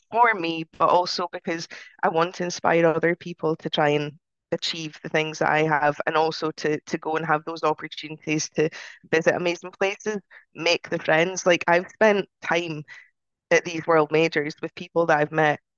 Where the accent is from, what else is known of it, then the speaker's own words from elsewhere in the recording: United Kingdom; We're still British, aren't we?